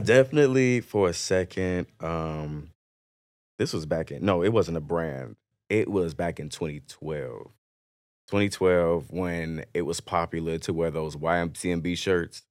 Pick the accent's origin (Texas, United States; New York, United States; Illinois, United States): Illinois, United States; Chicago; also born or lived in Mississippi; now in Dallas, United States; born in Mississippi, but I lived most of my life in Chicago